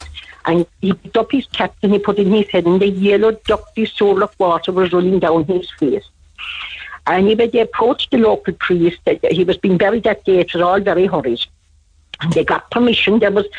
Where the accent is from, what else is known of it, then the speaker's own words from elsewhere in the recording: Kentuck, Ireland; I'm from Kentuck.